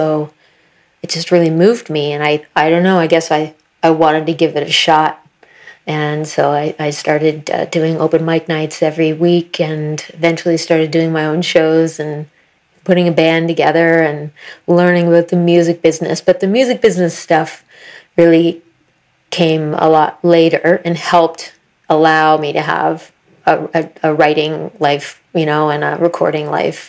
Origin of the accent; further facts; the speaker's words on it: Atlantic Canada, New Brunswick, Canada; also born or lived in Florida / Austin, Texas; now in Nova Scotia, Canada; growing up in New Brunswick province in Atlantic Canada